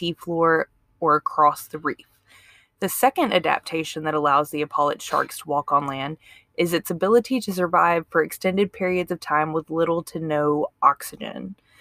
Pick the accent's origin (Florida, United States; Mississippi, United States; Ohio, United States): Mississippi, United States; I'm from Mississippi